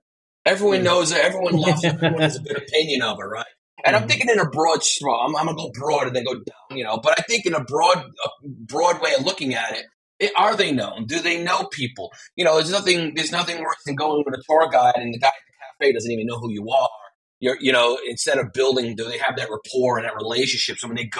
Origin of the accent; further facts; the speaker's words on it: Veneto, Italy; born there; now in Naples, Italy; I was born in Veneto, but now I live in Naples for the last 6 years.